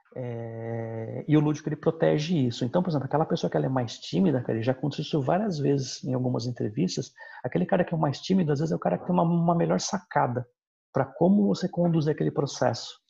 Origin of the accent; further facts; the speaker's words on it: São Bernardo do Campo, São Paulo, Brazil; now in Osasco, Brazil; eu sou natural da BC